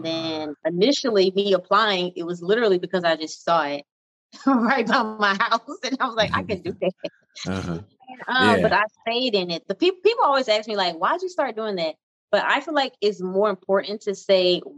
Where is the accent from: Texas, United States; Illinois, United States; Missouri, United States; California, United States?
Texas, United States; Houston; Born and raised in Houston, Texas.